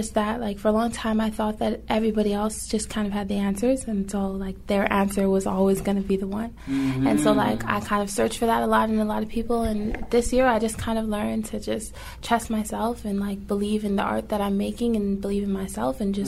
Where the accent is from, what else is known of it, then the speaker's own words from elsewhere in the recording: Toronto, Ontario, Canada; we were from Toronto